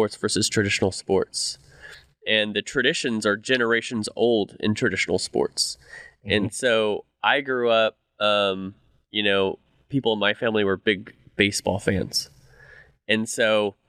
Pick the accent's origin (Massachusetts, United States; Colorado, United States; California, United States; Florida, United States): California, United States; now in Dallas, United States; I grew up in California